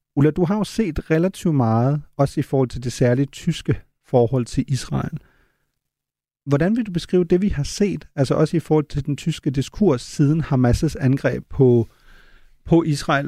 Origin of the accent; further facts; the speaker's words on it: Germany; også som tysker